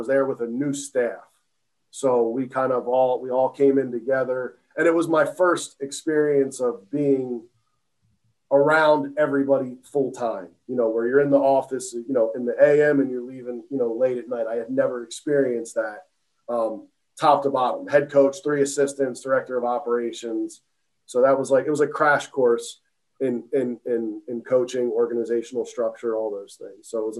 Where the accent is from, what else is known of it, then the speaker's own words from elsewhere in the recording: Philadelphia, Pennsylvania, United States; also born or lived in South Jersey; I'm from that area. So I was born and raised in Philly, through and through.